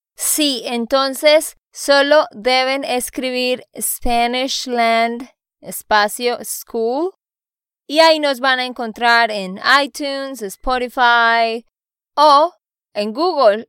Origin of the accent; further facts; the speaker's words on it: Santander, Colombia; de Santander, Colombia